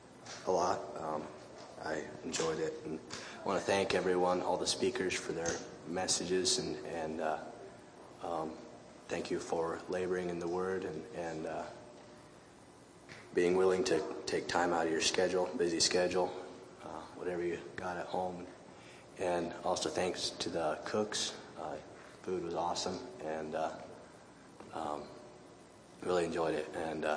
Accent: Griswold, Iowa, United States; Really enjoyed this week. I'm from Griswold, Iowa.

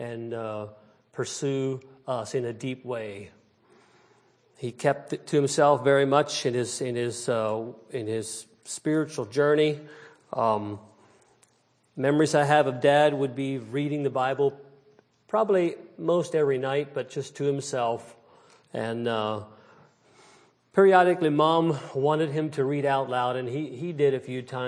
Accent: New Holland, Pennsylvania, United States; I was raised in New Holland, Pennsylvania, Lancaster County, Pennsylvania, and in a old order Mennonite setting

